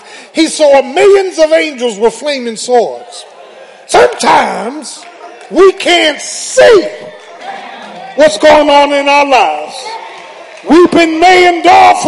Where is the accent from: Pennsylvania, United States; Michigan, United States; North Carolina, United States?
Pennsylvania, United States; Philadelphia; I'm from Philly